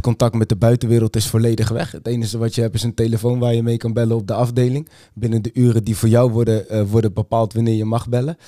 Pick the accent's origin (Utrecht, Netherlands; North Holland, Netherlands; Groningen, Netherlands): Utrecht, Netherlands; ik kom uit Utrecht